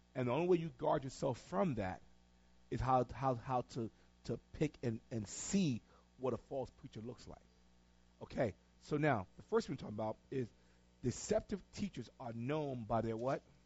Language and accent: English; Tarboro, North Carolina, United States; moved away; I'm from Tarboro. I'm from North Carolina